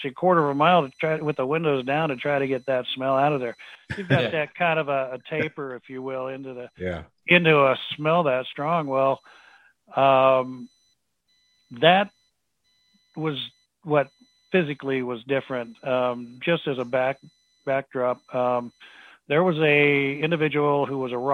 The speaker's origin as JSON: {"language": "English", "region": "Pacific Northwest", "country": "United States", "tie": "born or raised there", "said": "growing up in the Pacific Northwest"}